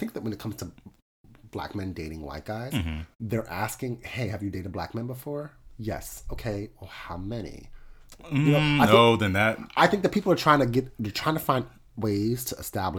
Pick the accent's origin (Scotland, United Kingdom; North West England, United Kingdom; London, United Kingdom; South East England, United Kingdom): London, United Kingdom; It says in my profile, I'm from London. Like, I'm really going with this whole London